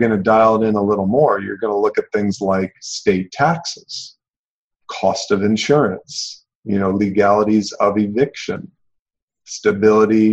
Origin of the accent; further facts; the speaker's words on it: St. Joseph, Michigan, United States; my hometown here in St. Joe, Michigan